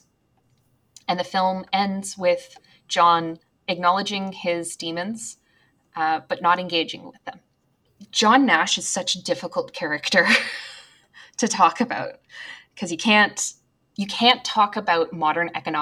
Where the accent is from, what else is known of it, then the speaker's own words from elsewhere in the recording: Canada; as Canadians, we're patriotic, but we're more muted in our patriotism